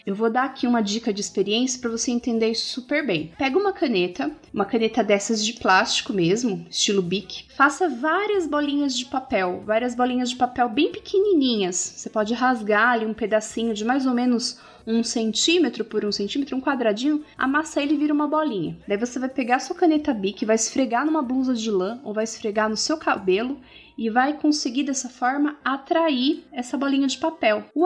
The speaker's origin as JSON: {"language": "Portuguese", "town": "Curitiba", "region": "Paraná", "country": "Brazil", "said": "tenho 8 anos, eu sou de Curitiba"}